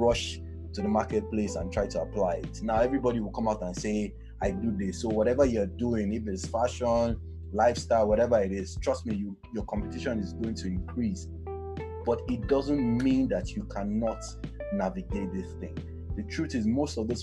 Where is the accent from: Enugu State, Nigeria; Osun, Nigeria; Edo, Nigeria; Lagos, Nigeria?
Lagos, Nigeria; I grew up in Ilaje, back in Bariga.